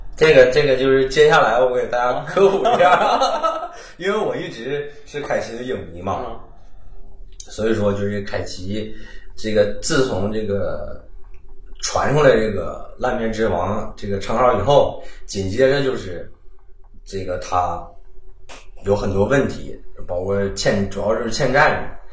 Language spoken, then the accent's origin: Chinese; Northeast China, China; accent: Northeastern; 用咱东北话说